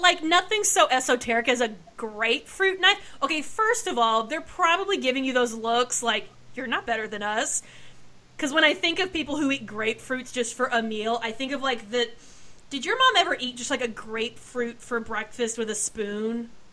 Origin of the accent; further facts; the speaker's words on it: Pacific Northwest, United States; moved away; also born or lived in Texas; I grew up in the Pacific Northwest, lived in Texas